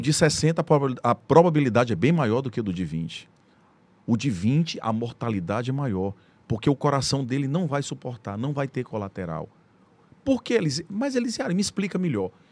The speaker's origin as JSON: {"language": "Portuguese", "town": "Teresina", "region": "Piauí", "country": "Brazil", "also_born_or_lived": "São Paulo", "said": "muito feliz por ser piauiense, por ser teresinense, amo minha terra. Meu sonho sempre foi voltar para Teresina"}